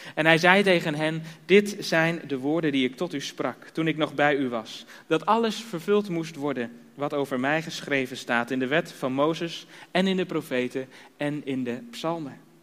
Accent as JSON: {"language": "Dutch", "town": "Harderwijk", "region": "Gelderland", "country": "Netherlands", "also_born_or_lived": "Drenthe", "moved": "as an adult", "lives_now": "Kampen, Netherlands", "said": "oorspronkelijk komen we uit Harderwijk"}